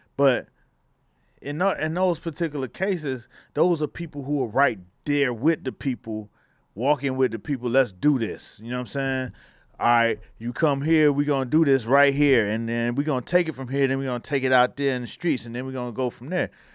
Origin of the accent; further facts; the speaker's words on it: Miami, Florida, United States; I come from Miami